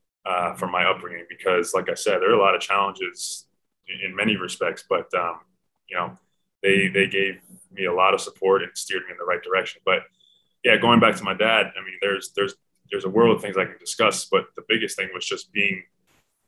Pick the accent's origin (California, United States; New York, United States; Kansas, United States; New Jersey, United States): New York, United States; New York City; moved away as an adult; born and raised in New York City